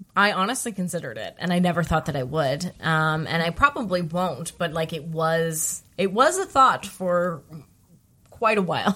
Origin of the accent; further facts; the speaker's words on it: Alberta, Canada; moved away; where I'm from Alberta and I live here now